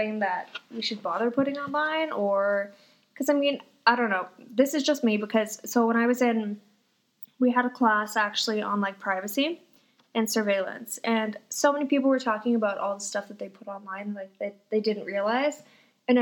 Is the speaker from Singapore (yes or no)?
no; Fort McMurray, Alberta, Canada; now in Calgary, Canada; I'm from Fort McMurray